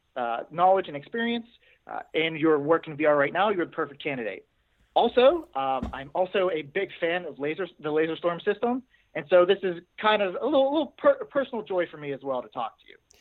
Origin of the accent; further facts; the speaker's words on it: Pittsburgh, Pennsylvania, United States; I'm from Pittsburgh. Yep, I'm from Pittsburgh, Pennsylvania